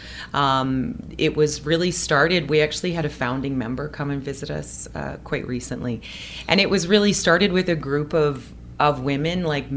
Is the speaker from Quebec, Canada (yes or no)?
no; Saskatchewan, Canada; now in British Columbia, Canada; I come from Saskatchewan